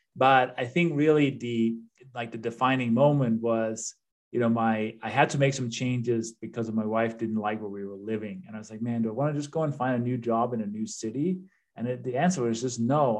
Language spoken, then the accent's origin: English; Denmark; English is a second language; moved away as an adult; now in United States; I'm originally from Denmark, uh, hence the accent and the name. But I've been living in the U.S. for 25, I think, coming up on 26 years now, so more than half my life.